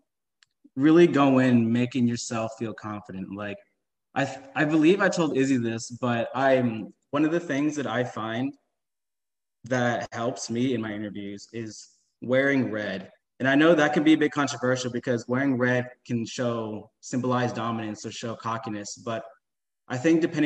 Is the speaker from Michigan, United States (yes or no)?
no; Houston, Texas, United States; I was born and raised in Houston, Texas, and I graduated from St. Pius 10th High School